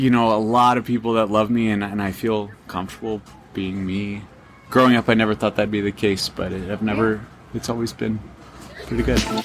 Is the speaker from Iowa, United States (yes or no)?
no; Los Angeles, California, United States; now in Montana, United States; I'm actually from Los Angeles.